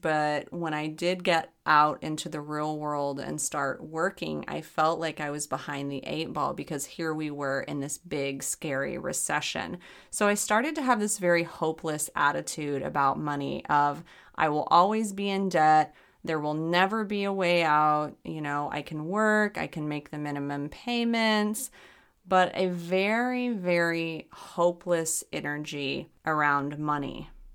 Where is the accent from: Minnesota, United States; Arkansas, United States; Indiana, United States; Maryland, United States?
Arkansas, United States; I grew up in Arkansas.